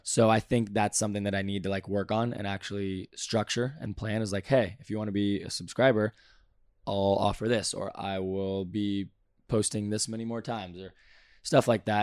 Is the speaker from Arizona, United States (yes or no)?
no; Valencia, California, United States; I'm from Valencia, California